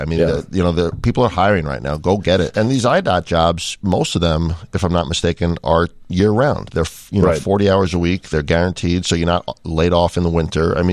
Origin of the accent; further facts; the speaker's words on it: New York, United States; now in Chicago, United States; I'm from New York